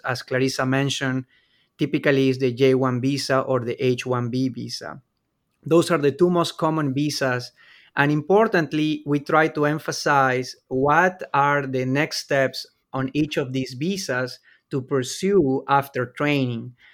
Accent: Peru; moved away as an adult; now in Lexington, United States; I'm originally from Peru

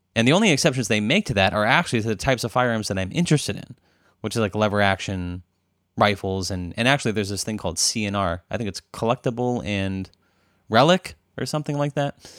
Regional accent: Arizona, United States; now in Berkeley, United States

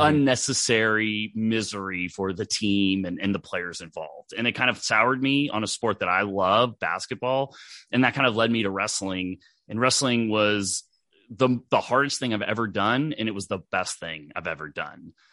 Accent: Dallas, Texas, United States; I grew up in Dallas, Texas

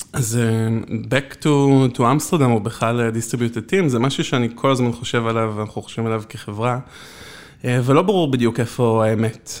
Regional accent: Israel

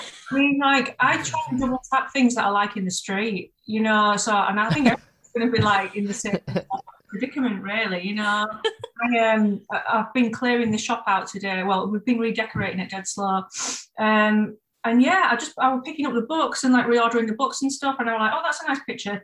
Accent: Bradford, Yorkshire and the Humber, United Kingdom; moved away as an adult; now in Brighton, United Kingdom; I'm originally from Bradford

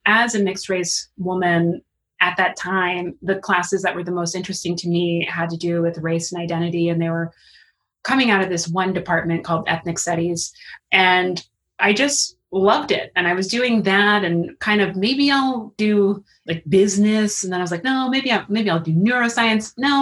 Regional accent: New York City, New York, United States; now in Harlem, United States; I'm from Queens

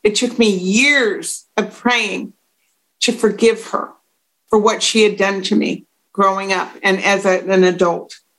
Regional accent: United States; moved away as an adult; also born or lived in Dublin, Ireland; I'm an American

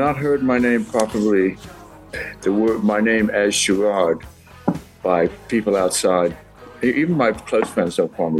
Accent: England, United Kingdom; now in United States; You know, I came from England, and when I came over, people pronounced mine, they thought it was Jerry or Gerald.

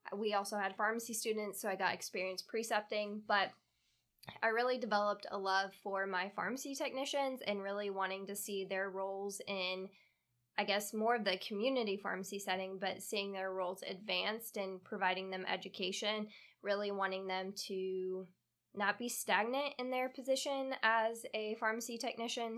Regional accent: Kansas, United States; moved away as an adult; also born or lived in upstate New York / North Carolina; now in Florida, United States; I was originally born in upstate New York, and when I was pretty young, moved to Kansas, where I spent all my childhood and up until end of high school

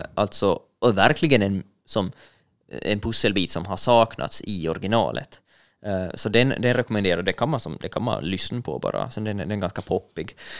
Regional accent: Finland; vi finländare är ju eller jag som finländare

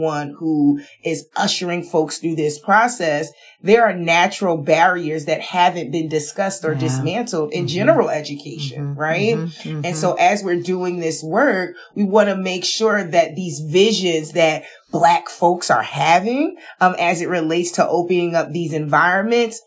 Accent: Paterson, New Jersey, United States; I'm from Paterson, New Jersey

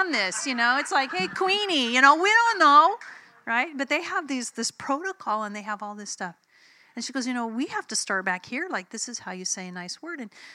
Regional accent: United States; I'm an American.

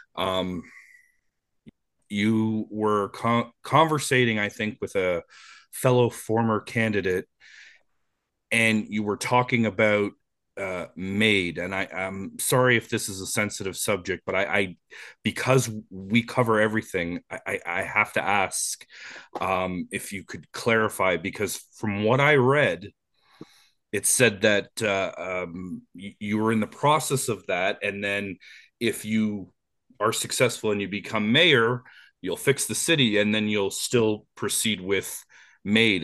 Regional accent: Canada; we're Canadian

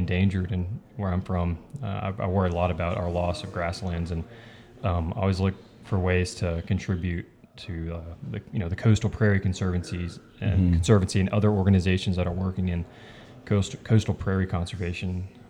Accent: Southeast Texas, United States; growing up in Southeast Texas

